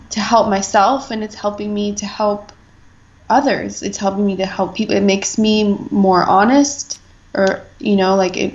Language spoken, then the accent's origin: English; United States; as I am, like, generation upon generation of American